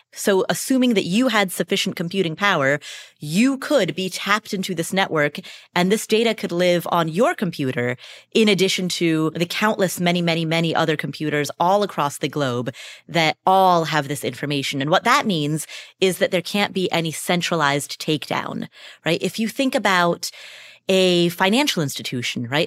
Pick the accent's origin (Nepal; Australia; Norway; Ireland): Nepal; Kathmandu, Bagmati; I was born in Kathmandu, Nepal.